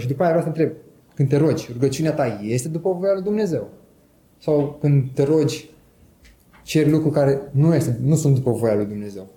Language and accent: Romanian; Romania; Eu sunt român